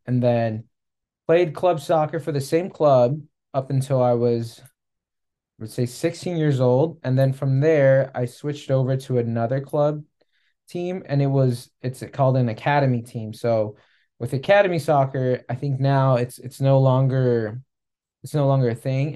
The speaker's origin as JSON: {"language": "English", "region": "California", "country": "United States", "tie": "born or raised there", "also_born_or_lived": "Arizona / Kansas City", "moved": "as an adult", "said": "growing up in California"}